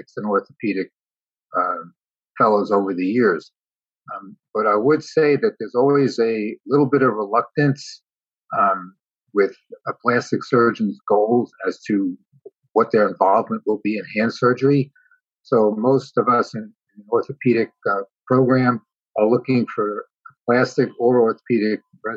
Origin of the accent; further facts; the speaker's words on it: New York City, New York, United States; moved away as an adult; now in California, United States; I was born in New York City, came to California 39 years ago, and have been here since.